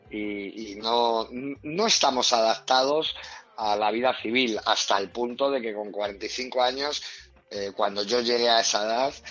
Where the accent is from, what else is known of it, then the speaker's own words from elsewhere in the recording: Spain; somos una asociación militar profesional y estamos reivindicando eh, que se nos reconozca como lo que somos, soldados españoles